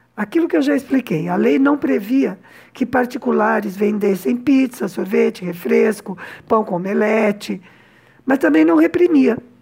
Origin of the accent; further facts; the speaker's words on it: São Paulo, Brazil; moved away as an adult; now in Cuba; Mulher branca, de meia idade, classe média baixa, nascida e criada em São Paulo